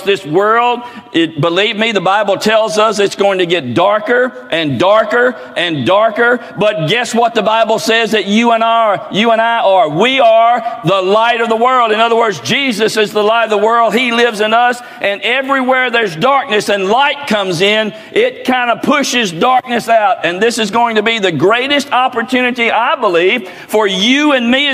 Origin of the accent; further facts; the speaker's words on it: Oakland, United States; growing up in Oakland, going to grammar school all 8 years in that little bitty four-room schoolhouse